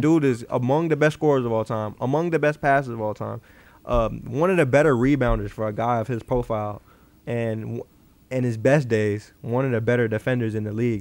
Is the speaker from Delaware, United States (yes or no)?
no; Chicago, Illinois, United States; I'm from Chicago